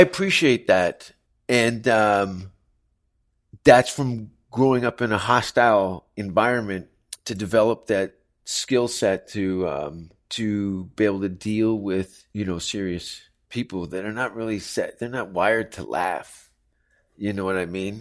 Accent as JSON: {"language": "English", "town": "Hamilton", "region": "Ontario", "country": "Canada", "tie": "born or raised there", "also_born_or_lived": "Toronto", "moved": "yes", "said": "the city that I grew up"}